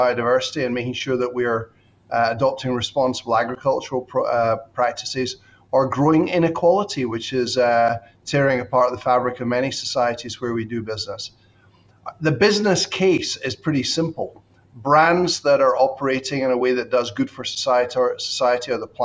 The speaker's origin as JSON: {"language": "English", "region": "Scotland", "country": "United Kingdom", "tie": "born or raised there", "also_born_or_lived": "United States / Bangkok / Shanghai / Singapore", "moved": "as an adult", "said": "I'm Scottish by birth and education"}